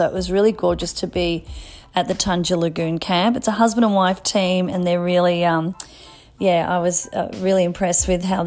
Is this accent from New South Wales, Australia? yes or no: no; Mornington Peninsula, Victoria, Australia; growing up in Victoria down the Mornington Peninsula